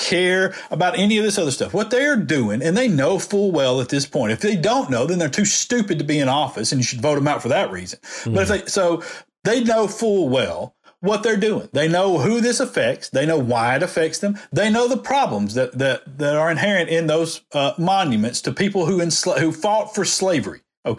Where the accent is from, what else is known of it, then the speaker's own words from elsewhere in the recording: the South, United States; this is my heritage. I'm from the South.